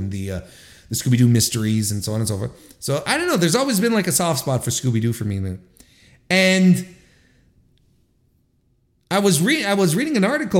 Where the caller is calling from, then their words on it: Canada; my hometown of Toronto, Ontario, Canada.